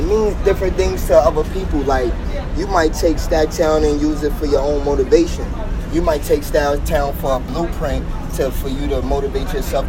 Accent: New York City, New York, United States; I'm originally from Harlem, New York. Mm-hmm. Born and raised, but I've been all over New York. Mm-hmm. I can't just say I'm actually in one spot, but I'm from Harlem.

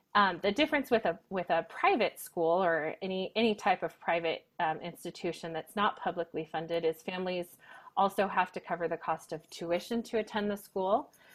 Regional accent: Northern Nevada, United States; moved away as an adult; also born or lived in Texas / France; now in Reno, United States; I was actually born and raised in Northern Nevada

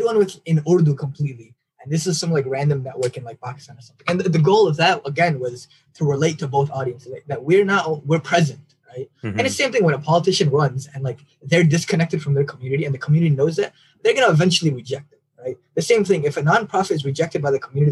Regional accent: United States; I know I'm American born

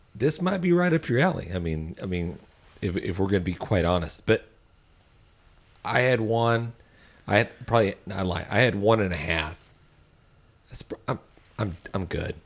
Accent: Texas, United States; we're from Texas

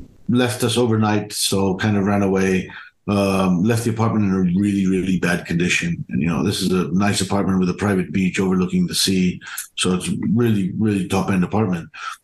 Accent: Germany; also born or lived in United Kingdom; So I grew up in Germany and the UK to Indian parents, Indian entrepreneurial parents.

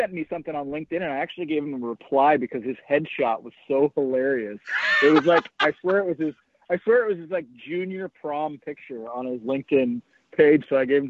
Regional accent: Napa, California, United States; moved away as an adult; now in Las Vegas, United States; I'm from Napa, California, and I moved to Vegas. God, it was probably 2012 now, so 8 years ago.

